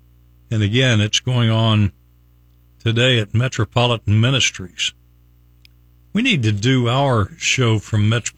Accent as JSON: {"language": "English", "area": "near Point Pleasant", "region": "West Virginia", "country": "United States", "tie": "born or raised there", "moved": "yes", "lives_now": "Tampa, United States", "said": "Point Pleasant, which is not far from my hometown."}